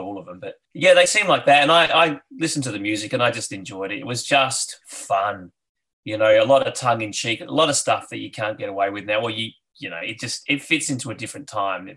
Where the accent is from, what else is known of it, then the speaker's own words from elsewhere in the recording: Adelaide, South Australia, Australia; I grew up in Adelaide